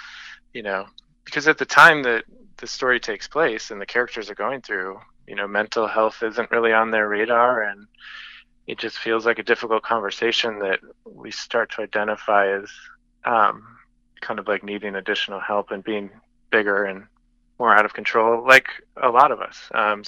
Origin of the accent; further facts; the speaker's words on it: Gary, New York, United States; So I grew up in Gary.